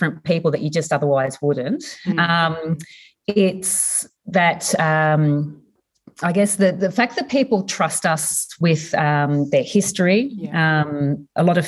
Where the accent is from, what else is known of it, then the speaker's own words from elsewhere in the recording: Warrnambool, Victoria, Australia; moved away; I grew up in Warrnambool in southwest Victoria, so on the coast, windy nice.